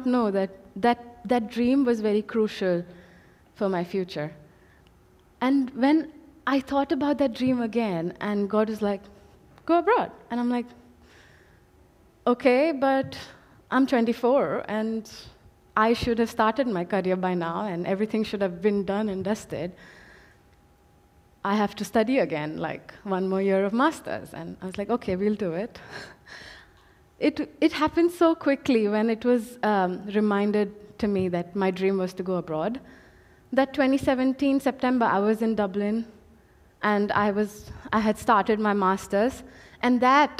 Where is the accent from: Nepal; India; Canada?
India; moved away as an adult; I come from India, 24 years of my life, I've stayed with my parents, I've studied there, I've worked there.